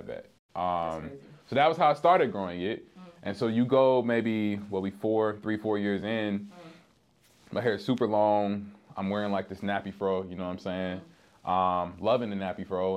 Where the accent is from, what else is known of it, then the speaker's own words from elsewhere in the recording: Chicago, Illinois, United States; I'm a rapper from the South Side of Chicago